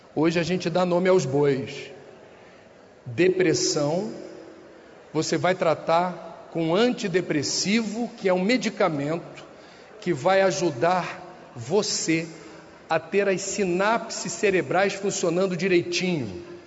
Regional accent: Rio de Janeiro, Brazil; moved away; No Rio de Janeiro, de onde eu venho

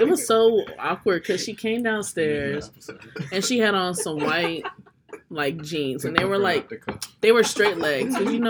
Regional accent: Kentucky, United States; moved away; since we're from Kentucky

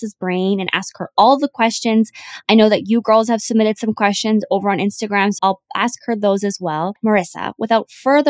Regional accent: Canada; now in Vancouver, Canada; me living in Vancouver or me being Canadian

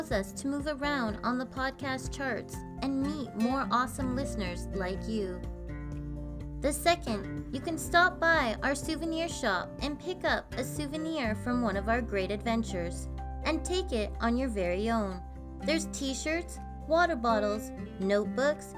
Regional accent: Canada

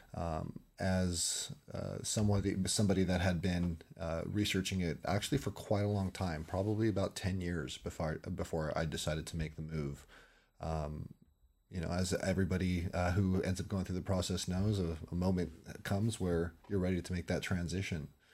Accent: California, United States; I'm from, born and raised in California.

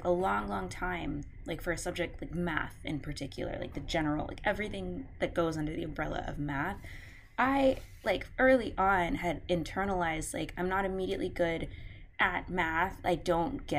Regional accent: Houston, Texas, United States; born and raised in Houston, love my city.

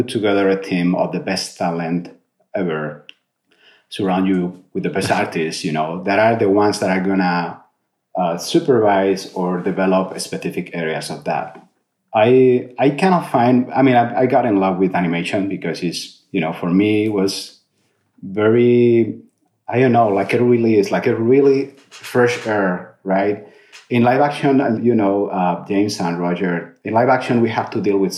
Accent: Spain; moved away as an adult; also born or lived in Madrid, Spain / London, United Kingdom / Canada; now in United States; I was born in Madrid and different cities in Spain before moving out

